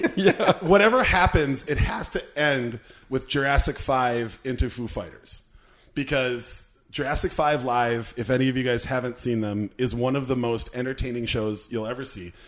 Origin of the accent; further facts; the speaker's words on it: Minnesota, United States; We're Minnesotans.